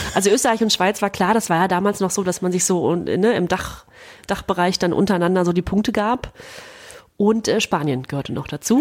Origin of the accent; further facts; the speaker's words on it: Germany; wir beide als Deutsche